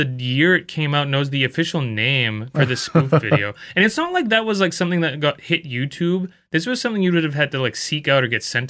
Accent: Philippines; I'm actually Filipino, man.

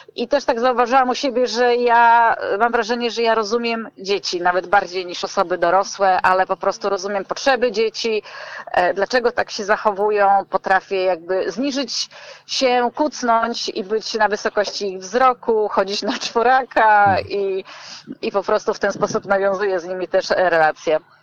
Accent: Gdańsk, Pomeranian Voivodeship, Poland; jestem z Gdańska i robiłam te warsztaty tutaj w Gdańsku

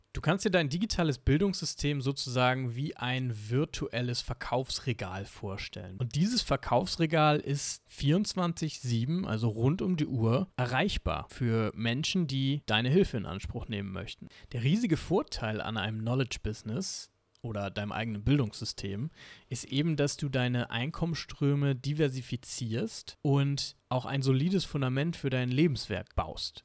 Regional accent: Germany; Bei uns in Deutschland

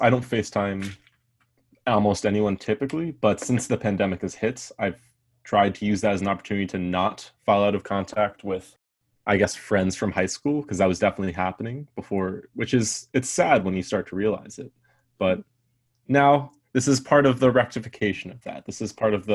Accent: Marblehead, Massachusetts, United States; moved away as an adult; now in Montreal, Canada; I'm from the States. I'm from a town north of Boston called Marblehead.

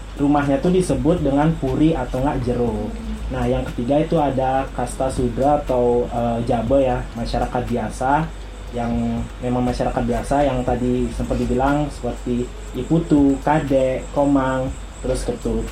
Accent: Tabanan, Bali, Indonesia; saya asli Bali dan saya juga dari, eh, Tabanan aslinya.

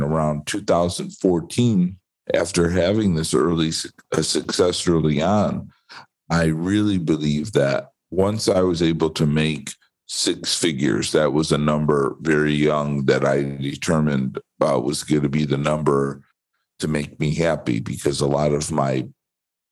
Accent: Chicago, Illinois, United States; I grew up just outside of Chicago

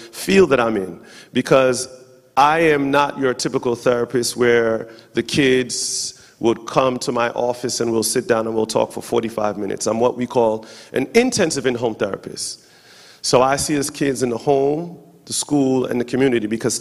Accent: New York, United States; now in Charlotte, United States; I am from New York, but currently residing in Charlotte, North Carolina.

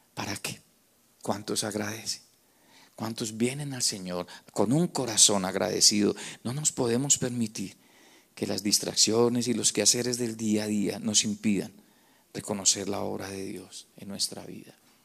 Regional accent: Colombia; los que somos de Colombia

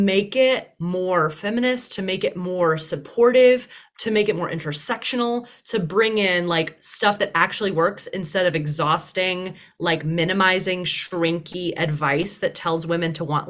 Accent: Deep South, United States; I was raised in the Deep South, which only added to the like, you're too much label.

